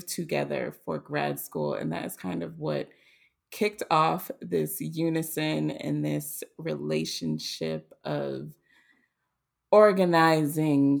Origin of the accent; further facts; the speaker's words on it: Boston, Massachusetts, United States; moved away as an adult; now in Atlanta, United States; I am originally from Boston, Massachusetts. I currently reside in Atlanta.